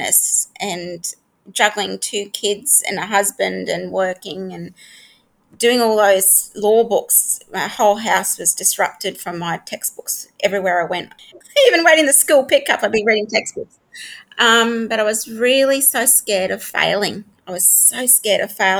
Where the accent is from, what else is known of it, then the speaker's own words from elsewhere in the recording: Townsville, Queensland, Australia; I grew up in Townsville